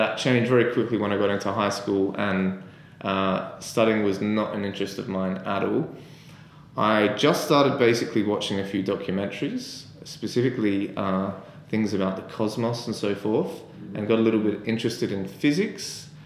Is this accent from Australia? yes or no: yes; Adelaide, South Australia, Australia; moved away as an adult; also born or lived in Sydney; I'm from Adelaide originally